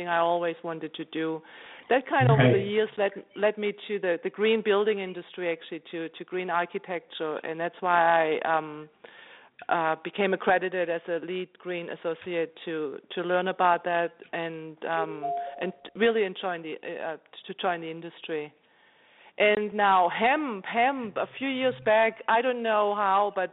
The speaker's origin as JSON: {"language": "English", "country": "Germany", "tie": "born or raised there", "also_born_or_lived": "Philadelphia, United States / New York, United States", "moved": "as an adult", "lives_now": "California, United States", "said": "So I'm German. I grew up in Germany"}